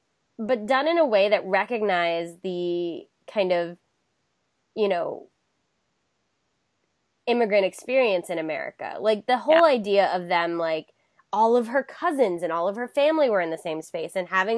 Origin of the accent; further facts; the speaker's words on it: Florida, United States; also born or lived in West Virginia; Like, I know I said I grew up in Florida. It's both. We moved. But a portion of my life was spent there